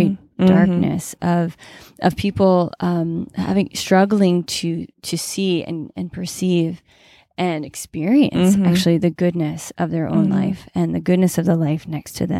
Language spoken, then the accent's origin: English; New England, United States; growing up in New England, I was exposed to Robert Frost quite a bit.